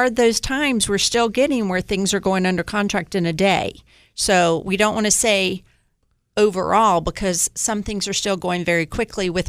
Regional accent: Sanford, North Carolina, United States; I grew up in Sanford. Julie and I grew up in Sanford.

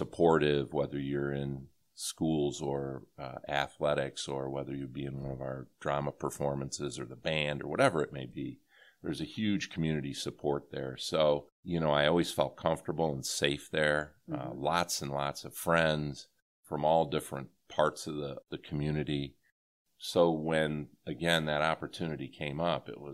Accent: Rossford, Ohio, United States; also born or lived in Erie, Pennsylvania; growing up in that community and learning from the great staff and teachers there

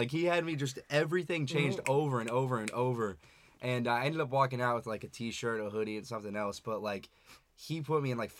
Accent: United States; We're like, America.

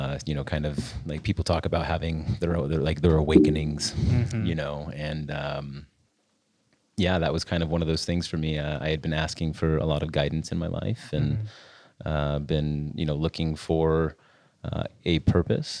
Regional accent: just outside of Salt Lake City, Utah, United States; I grew up here in Utah, just outside of Salt Lake City.

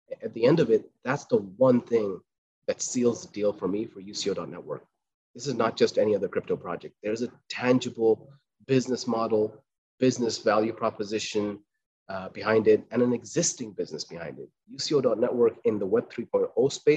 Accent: Qatar; I was born in Qatar, raised in Qatar

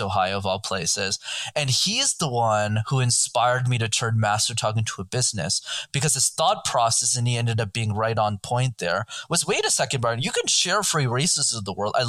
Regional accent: Montreal, Quebec, Canada; I grew up in Montreal in Canada

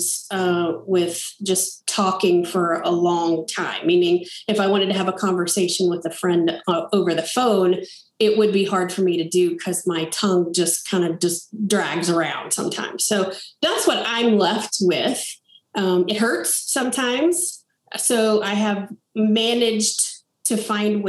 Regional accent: Coleman, Texas, United States; also born or lived in Grapevine, Texas / Lubbock, Texas; I'm from Coleman, Texas, grew up in the kind of the heart of Texas on a ranch out there

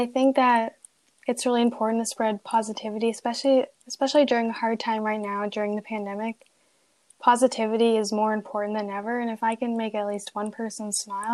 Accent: Canada; I am a student from Canada

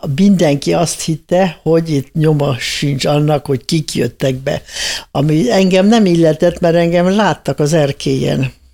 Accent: Hungary; moved away; also born or lived in Austria; biztosra vettem, hogy az életbe többé nem jöhetek haza. Hát nem is jöhettem egészen 76-ba jöttem haza

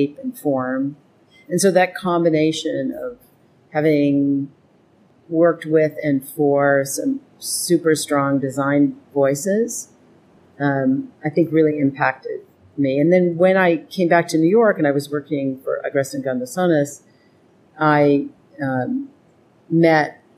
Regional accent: Edmonton, Alberta, Canada; moved away; growing up in Edmonton

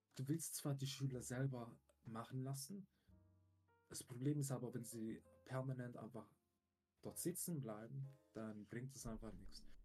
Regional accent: Switzerland; bei uns in der Schweiz

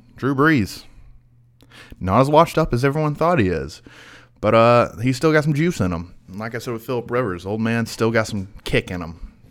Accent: Georgia, United States; I am from Georgia

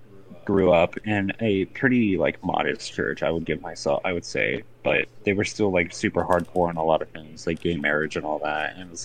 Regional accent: Oklahoma, United States; moved away; Keep in mind, I grew up in Oklahoma.

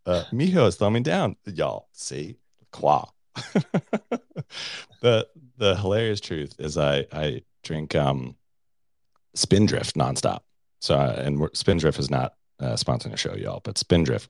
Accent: Colorado Springs, Colorado, United States; Colorado Springs, Colorado, my hometown

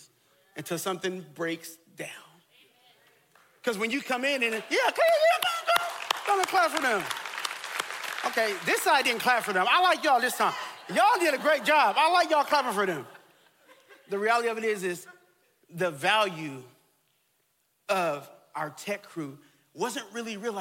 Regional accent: Texas, United States; I grew up in Texas

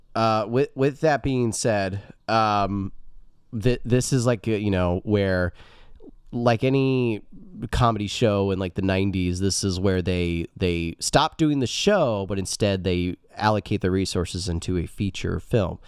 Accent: Indiana, United States; I'm a Hoosier

